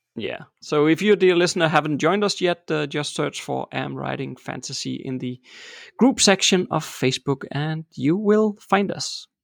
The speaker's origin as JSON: {"language": "English", "country": "Denmark", "tie": "born or raised there", "said": "I'm born and raised in Denmark"}